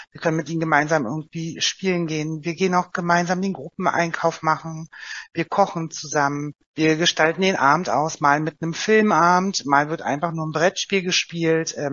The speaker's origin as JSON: {"language": "German", "town": "Oranienburg", "region": "Brandenburg", "country": "Germany", "said": "also bei uns, ich komme ja selbst aus Oranienburg, da ist es als Beispiel jetzt auch der Landkreis Oberhavel"}